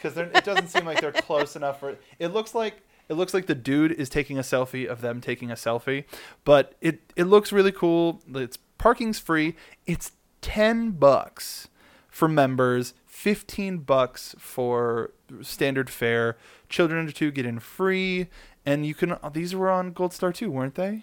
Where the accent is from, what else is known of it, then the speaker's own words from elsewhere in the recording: California, United States; I'm born and bred in California